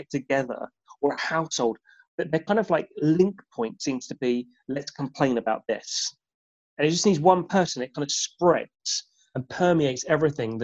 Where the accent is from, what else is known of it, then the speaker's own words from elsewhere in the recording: United Kingdom; who we are as British